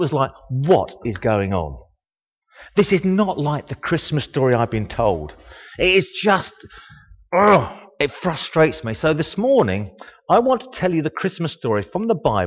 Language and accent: English; Harlow, East of England, United Kingdom; also born or lived in Bishop's Stortford; I was born in Bishop Stortford. And for 68 years and 140 days about, I've lived here. My first 10 days were in Bishop Stortford. But I say I come from Harlow.